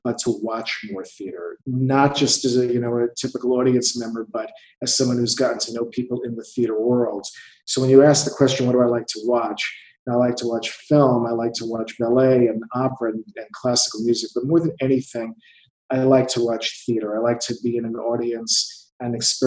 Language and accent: English; New York City, New York, United States; I'm a lawyer from New York City